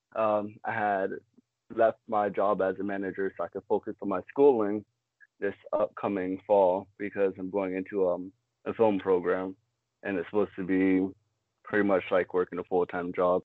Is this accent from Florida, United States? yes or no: yes; Fort Lauderdale, Florida, United States; also born or lived in West Palm Beach, Florida / Maryland; I was born and raised in West Palm Beach, Florida. Lived up in Maryland for a couple of years, and then after Hurricane Wilma, I moved down to Broward Fort Lauderdale, and I ended up going to middle school and high school there